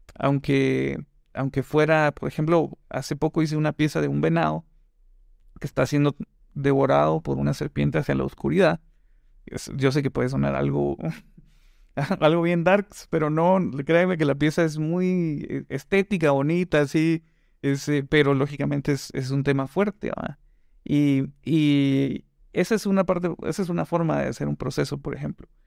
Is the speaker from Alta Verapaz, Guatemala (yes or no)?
no; Guatemala City, Guatemala Department, Guatemala; also born or lived in Quetzaltenango (Xela); allá nací, pero crecí en, en el centro, aquí en la zona 1. La verdad es que me vine bien chavito